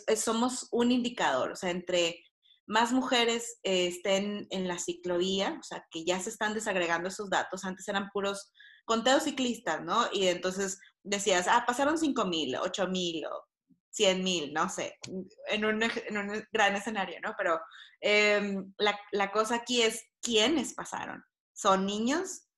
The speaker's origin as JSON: {"language": "Spanish", "town": "Monterrey", "region": "Nuevo León", "country": "Mexico", "moved": "as an adult", "lives_now": "Mexico City, Mexico", "said": "soy eh, regiomontana, tengo 10 años viviendo en la Ciudad de México"}